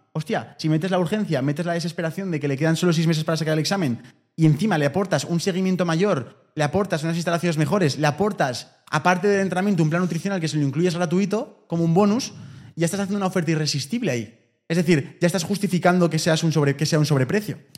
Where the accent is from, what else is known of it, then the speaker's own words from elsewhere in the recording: Spain; porque somos españoles